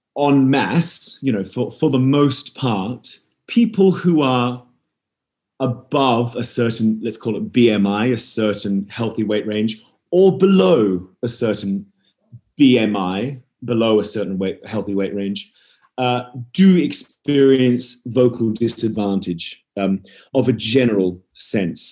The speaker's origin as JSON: {"language": "English", "town": "Perth", "region": "Western Australia", "country": "Australia", "tie": "born or raised there", "also_born_or_lived": "Edinburgh", "said": "I grew up in Perth in Western Australia. I'm, yes. I'm, actually I'm originally from Edinburgh"}